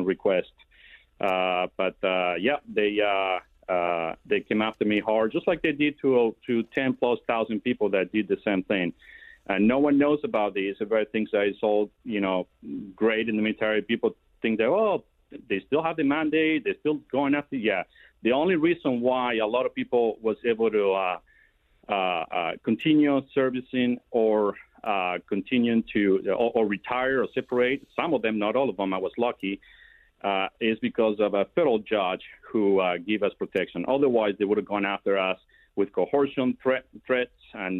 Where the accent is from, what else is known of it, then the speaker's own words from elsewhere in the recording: Argentina; moved away as an adult; now in Alexandria, Virginia, United States; I grew up in Argentina about 21 years down there